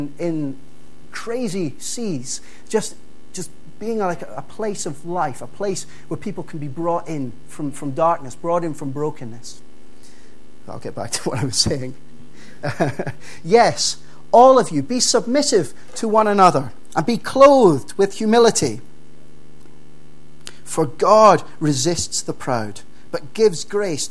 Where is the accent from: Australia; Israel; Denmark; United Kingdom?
United Kingdom; Dundee, Scotland; the church that I grew up in Dundee